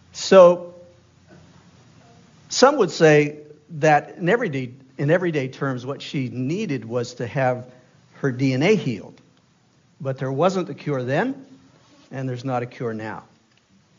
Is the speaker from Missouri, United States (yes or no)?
no; Easton, Maine, United States; the big city of Easton, Maine, that is. 1,500 people strong when everybody was home and many of them had guests. So that was my hometown.